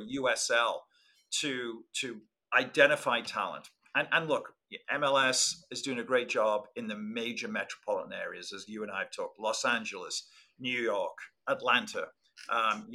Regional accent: Liverpool, North West England, United Kingdom; moved away as an adult; now in Santa Barbara, United States; when I was a kid, growing up in Liverpool

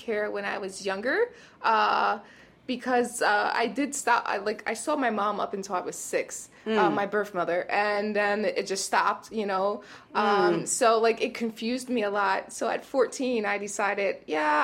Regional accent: New York City, New York, United States; also born or lived in Rochester, New York / Los Angeles; I grew up in East New York

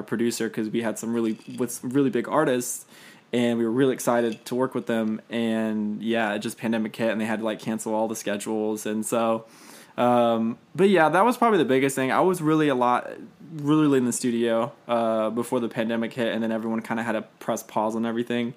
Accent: Fayette County, south of Atlanta, Georgia, United States; moved away as an adult; also born or lived in Kennesaw, Georgia; now in Nashville, United States; I grew up on, in the suburbs, like, south of Atlanta and, like, Fayette County

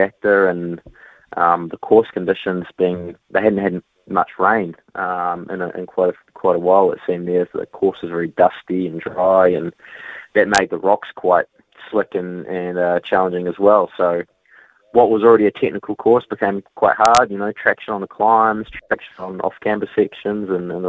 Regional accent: New Zealand; a Kiwi rider

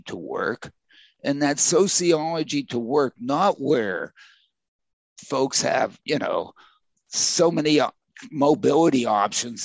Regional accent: Crafton, Pennsylvania, United States; in Pittsburgh, in you know, where I grew up in Crafton

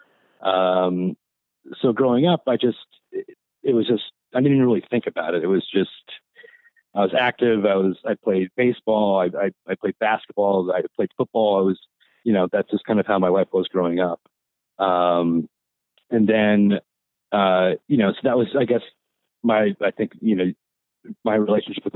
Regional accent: eastern Pennsylvania, United States; I grew up in Pennsylvania, on the eastern side of Pennsylvania

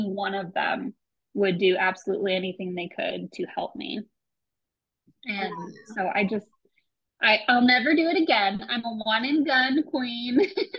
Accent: Midwest, United States; I grew up being homeschooled in the Midwest, and I come from a pretty abusive family.

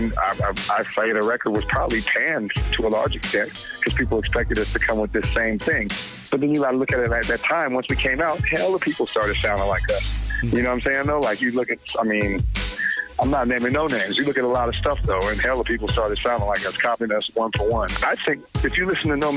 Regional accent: Oakland, California, United States; as teenagers growing up in Oakland.

